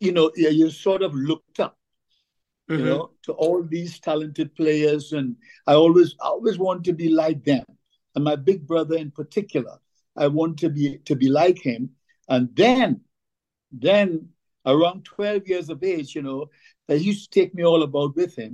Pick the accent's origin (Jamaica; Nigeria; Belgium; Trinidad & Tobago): Trinidad & Tobago; St. James, Port of Spain; We grew up in St. James